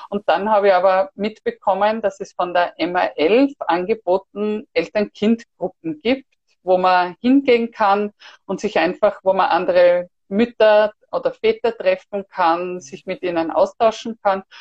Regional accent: Styria, Austria; now in Vienna, Austria; Vor allem wir sind ja ursprünglich aus der Steiermark sind dann nach Wien gezogen

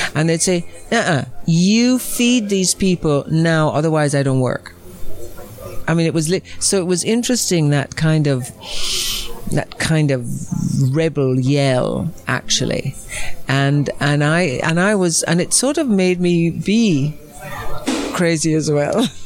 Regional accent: Jamaica; moved away; also born or lived in Rome / Los Angeles; I come from Jamaica

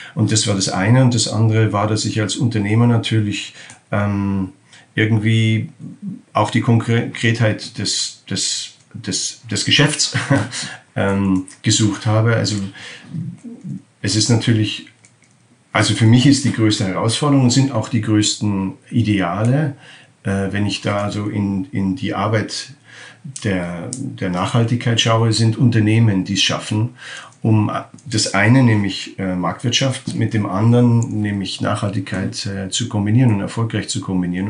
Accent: Germany; now in Netherlands; ich bin in Deutschland aufgewachsen

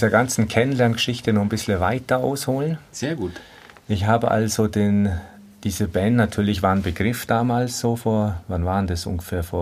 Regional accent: Bavaria, Germany; das Allgäu ist aber halt meine richtige Heimat, wo ich auch nicht weg will.

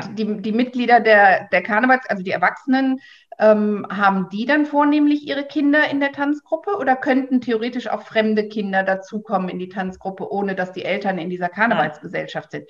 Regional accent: Mönchengladbach, North Rhine-Westphalia, Germany; ich komme aus Odenkirchen, da war es früher so gewesen, dass tatsächlich die Kindertanzgruppen auch zu uns in die Aula kamen

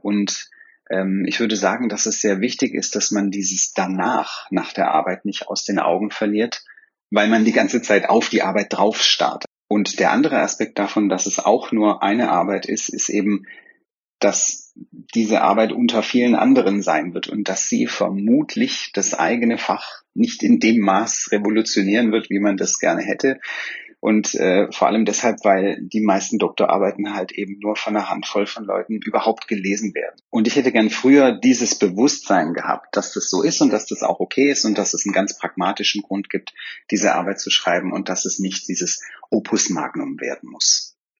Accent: Swabia, Germany; wie man bei mir in, im Schwabenland sagt, wo ich herkomme

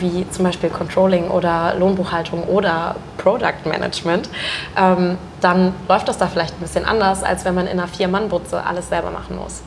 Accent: rural area between Uelzen, Lüneburg and Braunschweig, Lower Saxony, Germany; also born or lived in Mannheim; now in Hamburg, Germany; Hamburg ist von dort, wo ich herkomme, tatsächlich auch so gesehen die nächstgrößere Stadt. Also es gibt noch Uelzen, Lüneburg, Braunschweig. So, ich mhm. wohne genau in der oder ich wohnte genau in der Mitte

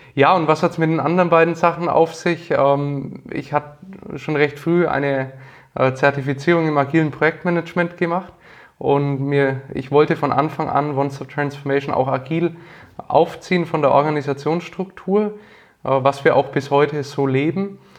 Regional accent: Nuremberg, Bavaria, Germany; also born or lived in Bamberg; Ich komme aus Nürnberg, äh, aus dem schönen Frankenland und bin hier geboren und aufgewachsen

